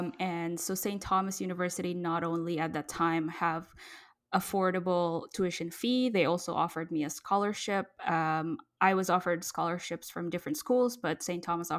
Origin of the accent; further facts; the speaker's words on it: Indonesia; now in Canada; I was born in Indonesia and grew up in about seven countries, Indonesia included before I came to Canada.